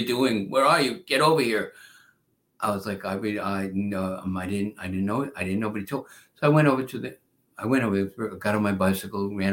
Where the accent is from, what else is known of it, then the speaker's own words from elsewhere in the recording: New York, United States; also born or lived in Freeport, Long Island / Brooklyn; I was born in the Bronx.